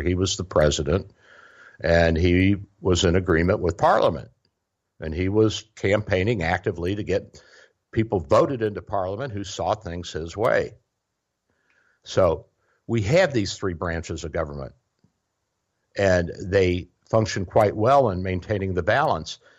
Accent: the South, United States; I'm a Southerner

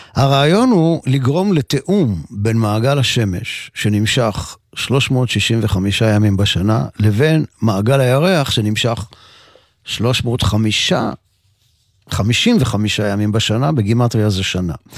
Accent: Mekor Baruch, Jerusalem District, Israel; בקומה השנייה של הבית בו נולדתי בשכונת מקור ברוך. אני בן חמש עשרה

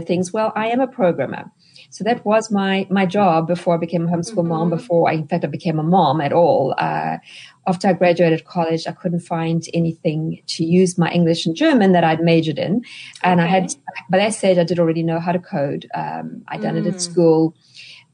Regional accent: South Africa; moved away as an adult; now in United States; you can hear from my accent that I'm not a native-born American. I'm actually South African

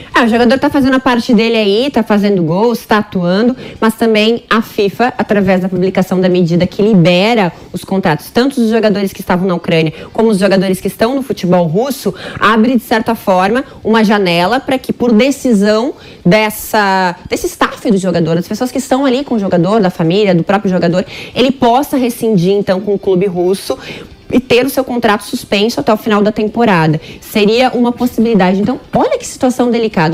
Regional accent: Porto Alegre, Rio Grande do Sul, Brazil; moved away; Porto Alegre, minha terra, o lugar que eu amo, adoro.

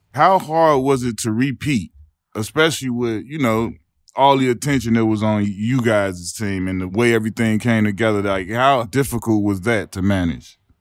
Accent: Chicago, Illinois, United States; I'm from Chicago

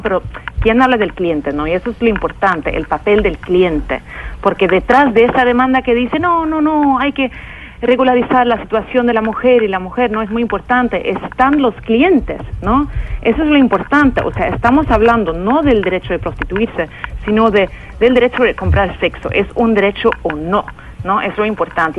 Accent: Sweden; en mi país, Suecia

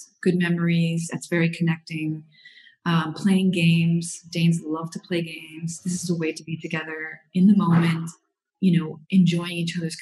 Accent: Florida, United States; moved away as an adult; now in Europe; I'm from Florida

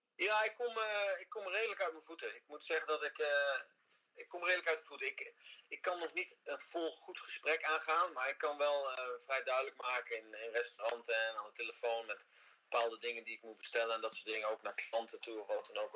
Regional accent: Netherlands; moved away as an adult; now in Miami Beach, United States; Hollanders opgegroeid zijn met veel Engels.

